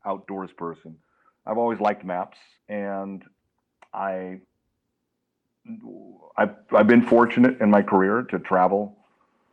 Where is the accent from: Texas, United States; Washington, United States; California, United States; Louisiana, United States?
California, United States; Los Angeles; when I was raised in Los Angeles, we had gangs